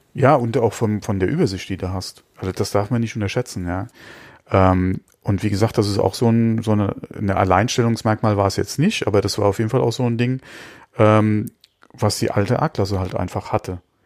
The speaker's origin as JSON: {"language": "German", "country": "Germany", "said": "bei uns in Deutschland"}